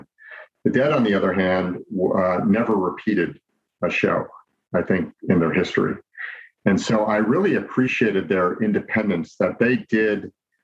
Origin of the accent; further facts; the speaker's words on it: Chicago, Illinois, United States; moved away as an adult; also born or lived in Los Angeles, United States; now in Orange County, United States; I grew up in the Midwest and in the Chicago area